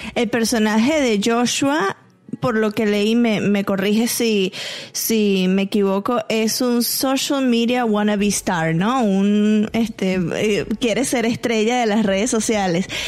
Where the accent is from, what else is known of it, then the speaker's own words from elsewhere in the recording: Venezuela; yo como venezolana